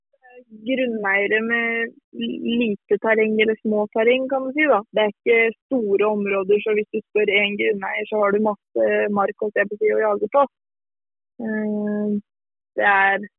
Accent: near Lillestrøm, Akershus, Norway; jeg er jo fra Norge som, som kanske man hører. Och er fra et litet sted eh, litt utenfor Lillestrøm, som ligger eh, en time utenfor Oslo.

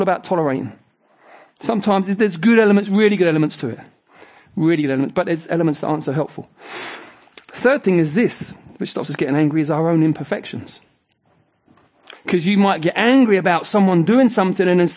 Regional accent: England, United Kingdom; we would say we are culturally English

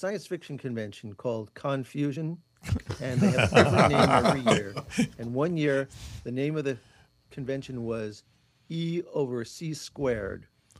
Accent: New York City, New York, United States; I am from Queens.

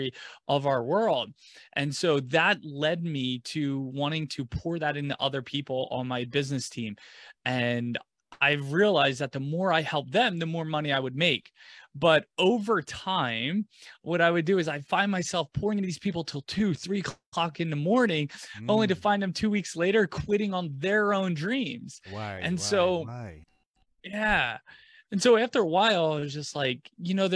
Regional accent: right outside Philadelphia, small town in New Jersey, United States; I grew up in right outside of Philadelphia in a small town in New Jersey

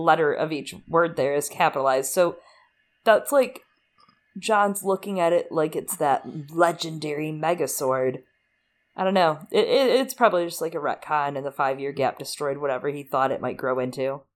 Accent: United States; I'm from America.

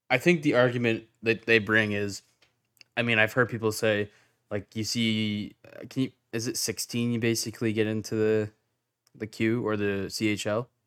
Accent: Whitby, Ontario, Canada; I'm from Whitby

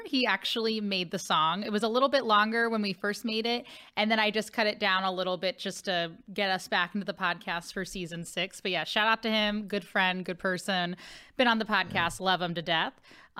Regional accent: Cincinnati, Ohio, United States; now in St. Louis, United States; I'm from Cincinnati, Ohio.

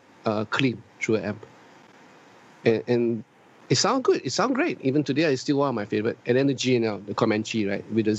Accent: Singapore; I'm Singaporean Chinese, but I'm still proud to be a Chinese.

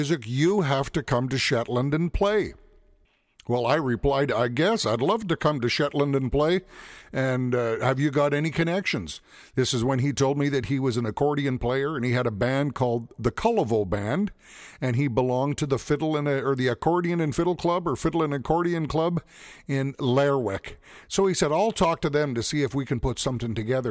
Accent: St. Paul, Alberta, Canada; I come from St. Paul, Alberta, Canada

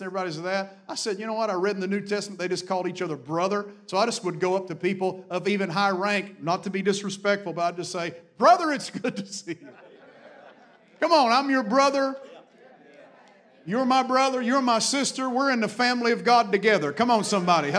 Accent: the Appalachian Mountains, the South, United States; I was raised in the South, raised in the Appalachian Mountains

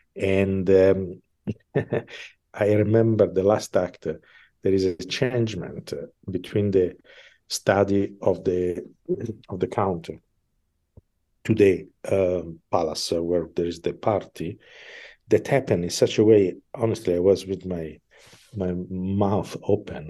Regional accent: Milan, Lombardy, Italy; English is a second language; moved away as an adult; I am from Milan

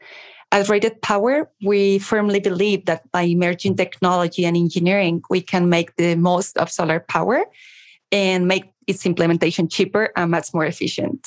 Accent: Madrid, Community of Madrid, Spain; accent: Spanish; English is a second language; We are in Madrid. You should notice my accent. We're based in the sunny Madrid in Spain

